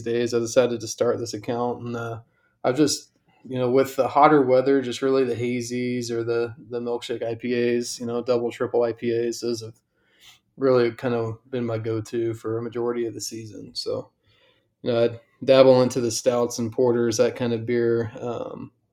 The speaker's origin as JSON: {"language": "English", "town": "Atlanta", "region": "Georgia", "country": "United States", "tie": "born or raised there", "moved": "yes", "lives_now": "Chicago, United States", "said": "I grew up in Atlanta, Georgia"}